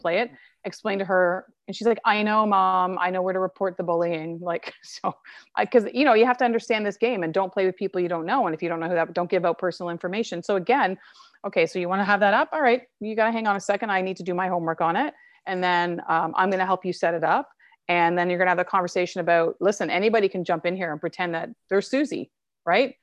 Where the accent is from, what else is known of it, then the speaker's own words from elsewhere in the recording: Canada; I'm Canadian and I was born here.